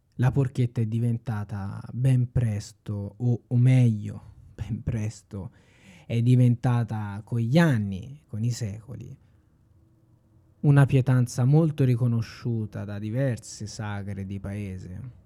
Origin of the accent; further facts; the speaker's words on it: Tuscany, Italy; sono un toscano doc al cento per cento